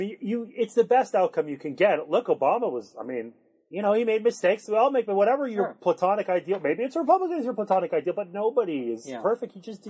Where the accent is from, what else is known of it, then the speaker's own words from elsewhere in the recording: Canada; And as a Canadian, I mean, I understand why they're going after voting rights